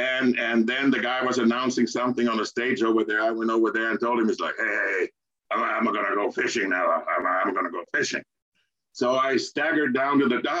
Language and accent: English; Turku, Southwest Finland, Finland; my hometown, Turku